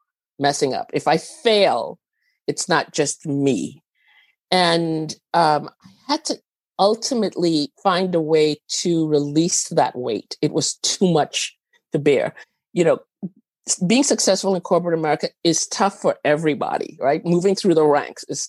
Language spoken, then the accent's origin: English; Trinidad & Tobago; moved away; also born or lived in Venezuela; I was actually born in Venezuela. I grew up in Trinidad.